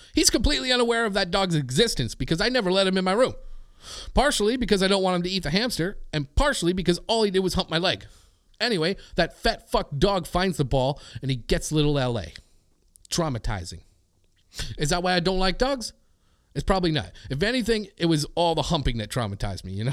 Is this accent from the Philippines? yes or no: no; Canada; as a Canadian